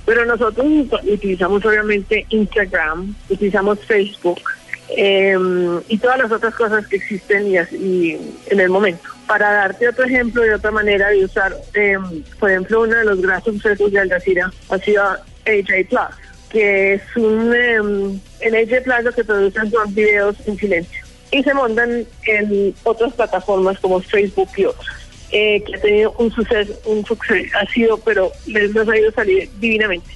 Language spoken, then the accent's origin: Spanish; Colombia; moved away; siempre es un placer volver a mi tierra